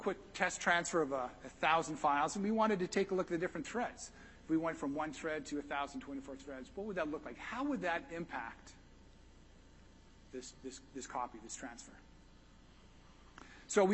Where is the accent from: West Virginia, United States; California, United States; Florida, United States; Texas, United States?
Texas, United States; I'm from Texas